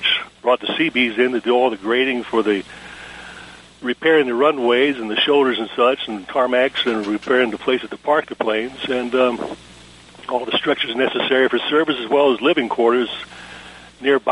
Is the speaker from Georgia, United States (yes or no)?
yes; Georgia, United States; also born or lived in Chelsea, Michigan; my family moved here in 1954